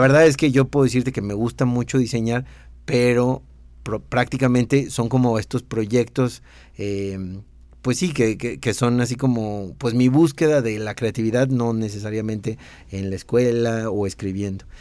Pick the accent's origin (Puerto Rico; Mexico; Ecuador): Mexico; accent: Mexican; also born or lived in Italy; mi acento mexicano